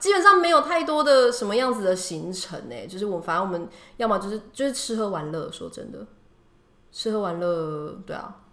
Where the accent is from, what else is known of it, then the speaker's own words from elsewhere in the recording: Taiwan; moved away as an adult; also born or lived in Dubai; 对我来说我是台湾的组员